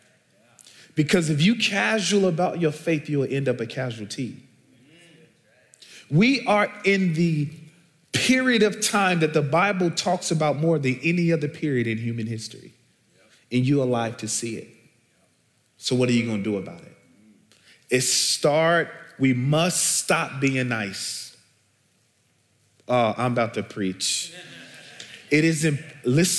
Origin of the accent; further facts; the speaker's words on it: Chicago, Illinois, United States; So I'm originally from Chicago, born and bred. I grew up in the housing projects called Argyle Gardens on the south side of Chicago